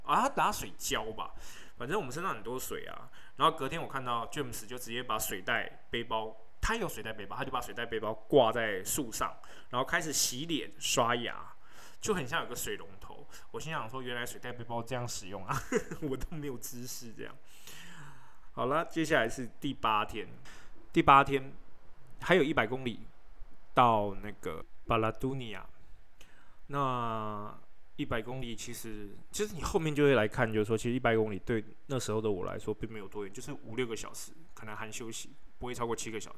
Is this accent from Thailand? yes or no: no; Taiwan; 我是从台湾来的